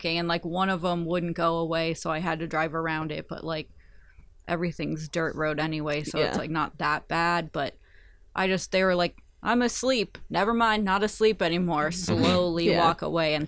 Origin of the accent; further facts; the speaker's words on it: New England, United States; moved away as an adult; I grew up in New England, and so it's still weird for me to remember which animals are here and not there. And, well, because I just moved back.